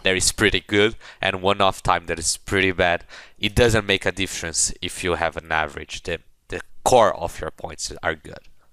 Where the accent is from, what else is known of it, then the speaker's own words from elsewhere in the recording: Brazil; I'm from Brazil.